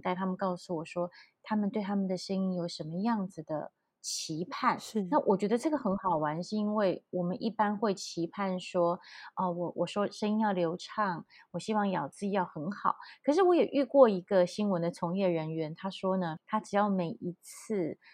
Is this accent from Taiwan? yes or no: yes; Taichung, Taiwan; 我是台中人，然后我连国语也有一点点，呃，我觉得应该是软软的